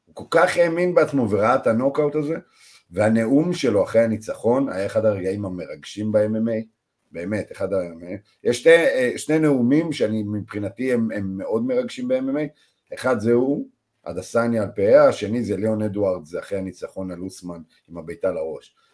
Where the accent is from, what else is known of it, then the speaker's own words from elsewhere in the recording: Israel; אנחנו בתור ישראלים